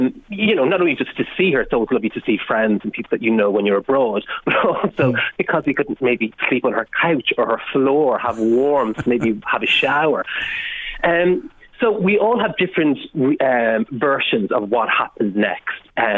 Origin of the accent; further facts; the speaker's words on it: Ireland; And often I think it's more related to being Irish. I think, you know, all of us in Ireland have those experiences because we're an island, we're small